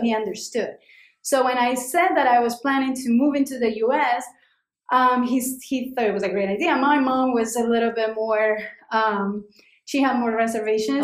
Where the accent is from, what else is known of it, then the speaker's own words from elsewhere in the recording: Cali, Valle del Cauca, Colombia; moved away as an adult; now in New York City, United States; I was born in Cali, Colombia.